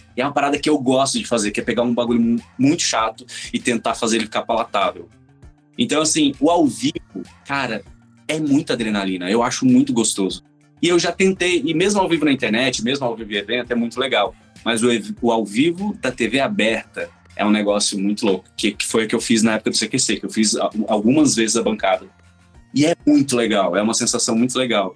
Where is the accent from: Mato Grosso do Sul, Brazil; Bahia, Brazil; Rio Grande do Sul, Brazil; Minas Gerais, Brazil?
Mato Grosso do Sul, Brazil; Campo Grande; now in São Paulo, Brazil; Eu sou de Campo Grande, Mato Grosso do Sul